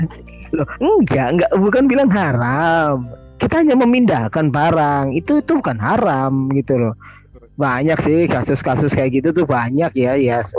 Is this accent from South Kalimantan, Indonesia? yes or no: no; Kupang, East Nusa Tenggara, Indonesia; moved away as an adult; kali saya menginjak Surabaya saya kuliah uh, kuliah di tahun 2012 itu banyak yang kamu dari mana oh saya dari ini saya dari Kupang dari Nusa Tenggara Timur